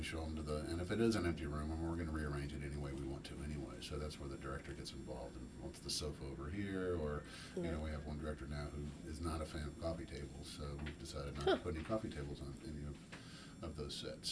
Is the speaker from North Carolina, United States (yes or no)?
yes; Charlotte, North Carolina, United States; now in Los Angeles, United States; I'm from Charlotte, North Carolina